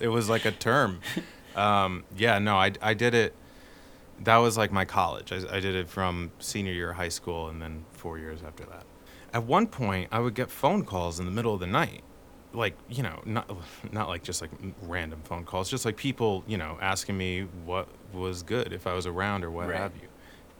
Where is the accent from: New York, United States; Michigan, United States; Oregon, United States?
New York, United States; Brooklyn; I just moved here. How do they know I was from Brooklyn?